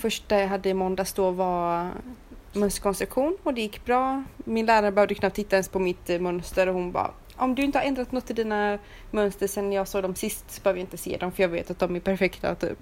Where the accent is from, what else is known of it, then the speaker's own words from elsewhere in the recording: Sweden; moved away as an adult; now in Romania; hemma i Sverige